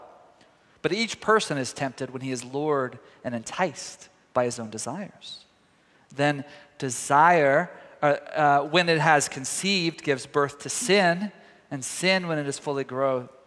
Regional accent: Tyler, Texas, United States; moved away; my hometown of Tyler, Texas.

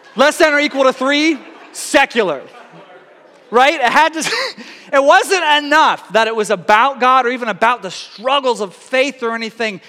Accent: Tyler, Texas, United States; I spent my whole growing up from age four to 18 in uh, Tyler, Texas

